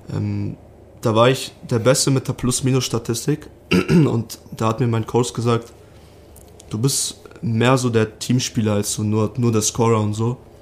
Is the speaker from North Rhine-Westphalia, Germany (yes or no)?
yes; Arnsberg, North Rhine-Westphalia, Germany; also born or lived in Salzburg; now in Rosenheim, Germany; Ich komme aus Arnsberg, das ist in der Nähe von Dortmund aus NRW.